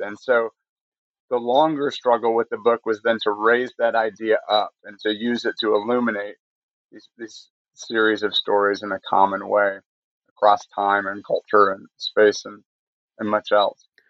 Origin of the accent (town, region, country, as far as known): Michigan, United States; born or raised there; moved away as an adult; also born or lived in Connecticut; now in North Carolina, United States